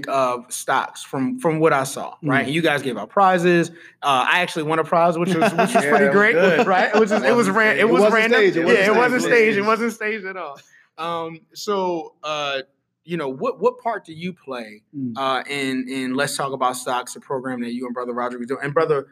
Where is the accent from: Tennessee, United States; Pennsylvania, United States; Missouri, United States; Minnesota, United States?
Pennsylvania, United States; Philadelphia; I'm from the city of Philadelphia, the city of brotherly love